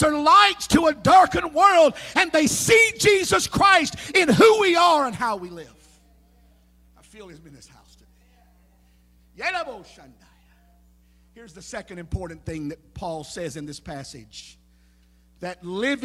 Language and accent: English; Kannapolis, North Carolina, United States; my hometown where I grew up. In the town of Kannapolis, North Carolina